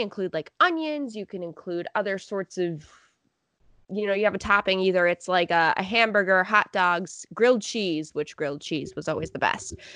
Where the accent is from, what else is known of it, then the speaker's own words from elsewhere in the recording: Rochester, New York, United States; I'm from Rochester